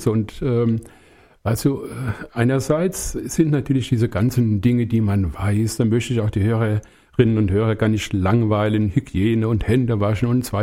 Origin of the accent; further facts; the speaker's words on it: Langenselbold, Hesse, Germany; born there; now in Bad Orb, Germany; also wo ich herkomme, wird man sicherlich an der Sprache auch hören, aus dem Hessenland, hier aus meinem Kinzigkreis. Ich bin in Langenselbold geboren und äh, wohne jetzt seit 47,5 Jahren in Bad Orb.